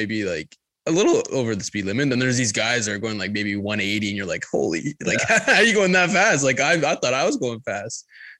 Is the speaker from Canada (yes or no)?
yes; Durham Region, Ontario, Canada; We're Durham boys. Like, we're Durham guys.